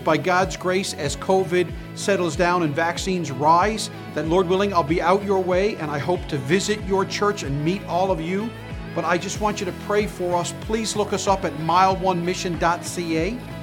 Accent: St. John's, Newfoundland and Labrador, Canada; being a pastor here in my hometown and home city

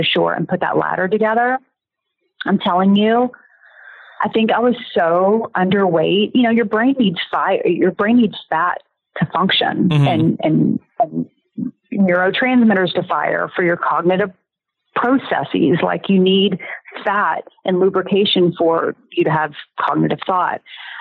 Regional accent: the South, United States; I'm from the South

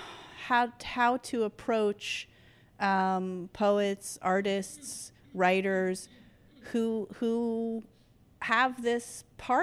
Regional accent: New York City, New York, United States; I grew up in Patchen Place

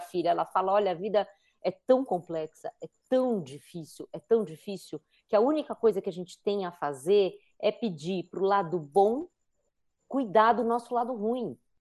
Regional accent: São Paulo, Brazil; eu que sou paulistana também

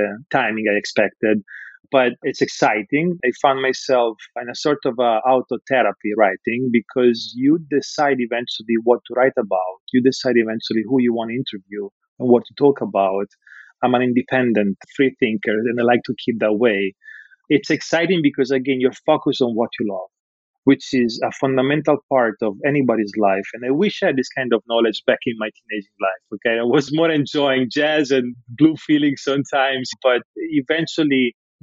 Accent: Rimini, Emilia-Romagna, Italy; English is a second language; moved away as an adult; also born or lived in Bologna / France / New York; now in Los Angeles, United States; I was born and raised in Rimini

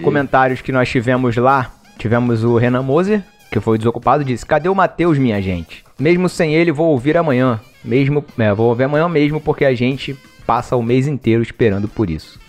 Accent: Rio de Janeiro, Brazil; como a gente é do Rio

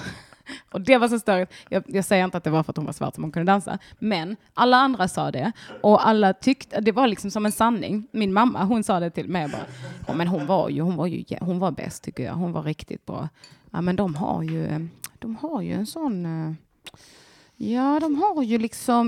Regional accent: Bjärnum, Skåne, Sweden; also born or lived in Ballingslöv; jag är från Bjärnum och Ballingslöv

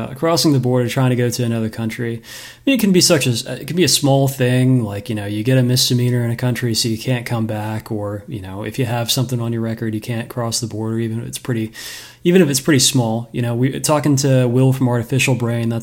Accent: United States; as an American.

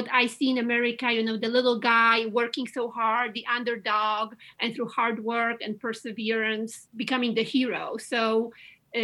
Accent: Łódź, Łódź Voivodeship, Poland; English is a second language; moved away as an adult; now in United States; growing up in Eastern Europe and in communism, and especially the city I come from, Łódź, in Poland.

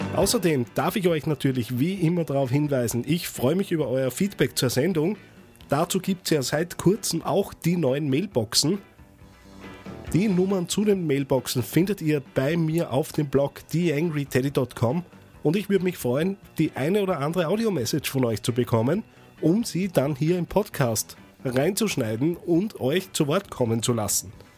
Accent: Austria; als Österreicher

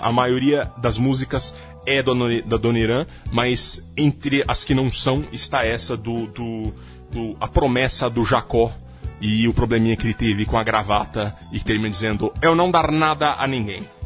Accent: Jundiaí, São Paulo, Brazil; lá em Jundiaí que ele morreu, infelizmente, minha terra

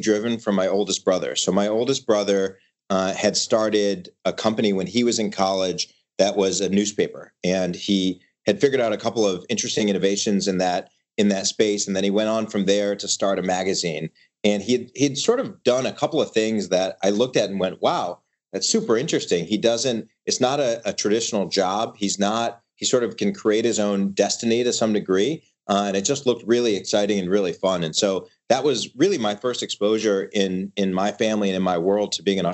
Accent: Michigan, United States; moved away as an adult; also born or lived in Ithaca, New York; we were raised in Michigan, grew up in, you know, the middle class in the Midwest

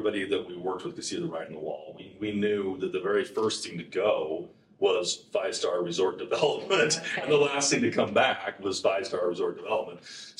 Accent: Salt Lake City, Utah, United States; also born or lived in Tennessee / Texas; And lived in Tennessee and lived in Texas. Mostly grew up in Salt Lake area.

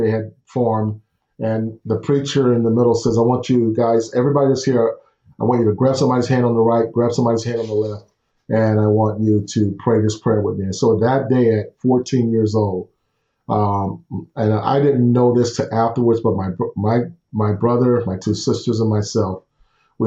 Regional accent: Houston, Texas, United States; Growing up in Houston, I'm the oldest of five, and grew up in the projects and in Houston

